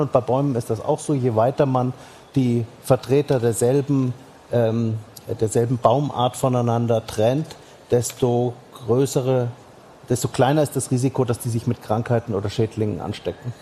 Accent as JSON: {"language": "German", "area": "Franconia", "region": "Bavaria", "country": "Germany", "tie": "born or raised there", "said": "meine Heimat in, in, in Franken ist ein solcher Hotspot"}